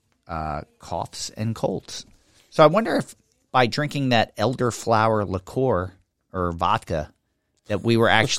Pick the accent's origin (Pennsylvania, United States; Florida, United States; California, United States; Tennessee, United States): Pennsylvania, United States; accent: Philadelphia; even though I didn't grow up in Philadelphia, I grew up in the suburbs. My whole family was from Philadelphia. All my relatives were from Philadelphia. It's a very Philadelphia accent that I've mostly managed to get rid